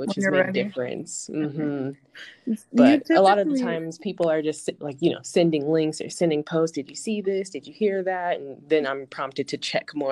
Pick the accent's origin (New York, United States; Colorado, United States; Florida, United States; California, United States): Colorado, United States; Denver; Born and raised in Denver, grew up here my whole life